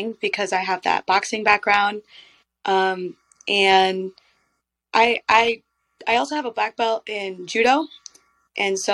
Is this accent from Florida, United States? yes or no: no; Michigan, United States; I'm from Michigan